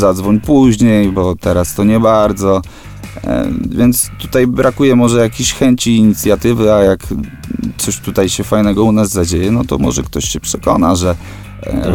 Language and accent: Polish; Żyrardów, Masovian Voivodeship, Poland; jesteśmy z Żardowa, bo ten Żyrardów kochamy